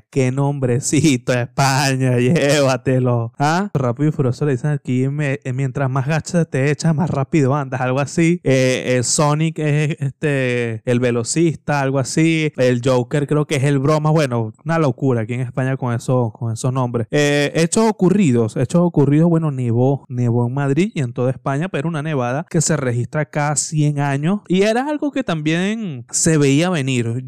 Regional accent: Venezuela; yo hablo como venezolano

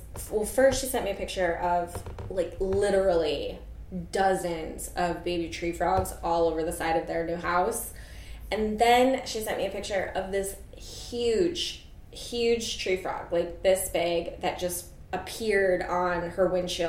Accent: far western upstate New York, United States; moved away; I'm from upstate. Oh, cool. I'm from far western upstate.

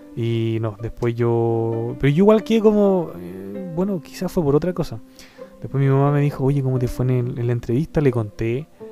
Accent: Chile; Chile, de donde soy yo

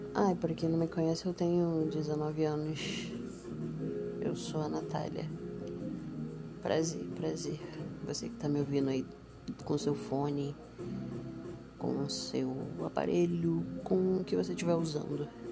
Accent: Nova Iguaçu, Rio de Janeiro, Brazil; eu sou de Nova Iguaçu. Baixada Fluminense.

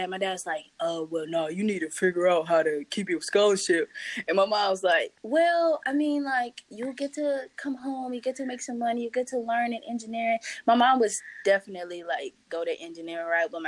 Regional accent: St. Louis, Missouri, United States; I got an op- opportunity to go intern at Anheuser-Busch in St. Louis, actually back in my hometown.

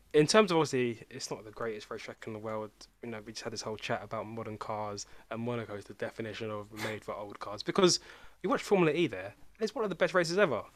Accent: England, United Kingdom; we are all from England

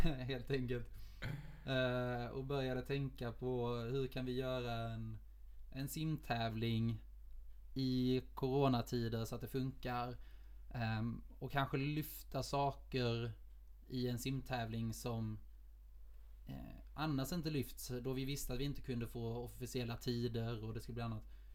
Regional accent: Lund, Skåne, Sweden; moved away as an adult; also born or lived in Oslo; now in Gothenburg, Sweden; jag kommer från Lund, eh, och simmade i S K Poseidon när jag växte upp

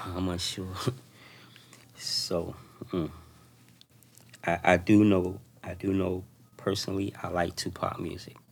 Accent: Miami, Florida, United States; growing up in Oldtown, in public housing, in large amount of projects

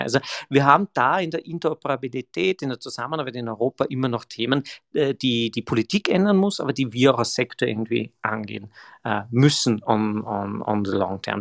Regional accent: Graz, Styria, Austria; bin ja ein, ein Grazer

